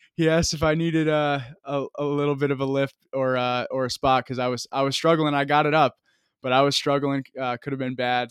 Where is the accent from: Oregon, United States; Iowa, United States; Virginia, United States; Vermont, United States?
Vermont, United States; moved away as an adult; I'm from Vermont